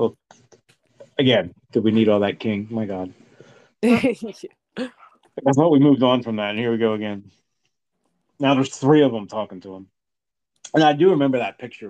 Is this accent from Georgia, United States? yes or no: no; Cornwall, New York, United States; I'm from Cornwall, upstate New York.